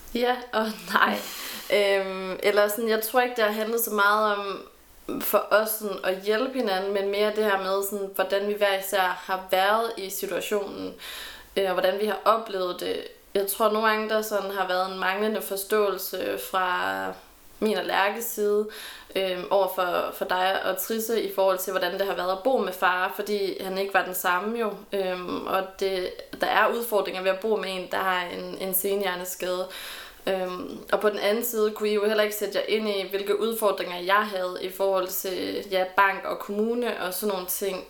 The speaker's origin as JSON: {"language": "Danish", "town": "Randers", "region": "Central Denmark Region", "country": "Denmark", "also_born_or_lived": "Aalborg", "moved": "as an adult", "lives_now": "Aarhus, Denmark", "said": "det her hjemme i Randers"}